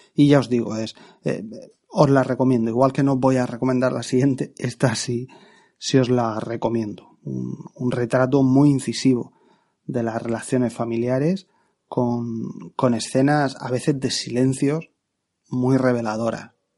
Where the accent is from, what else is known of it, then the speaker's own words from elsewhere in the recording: Region of Murcia, Spain; en mi tierra, Murcia